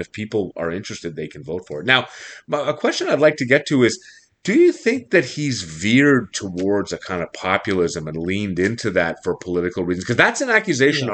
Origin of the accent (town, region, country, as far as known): Montreal, Quebec, Canada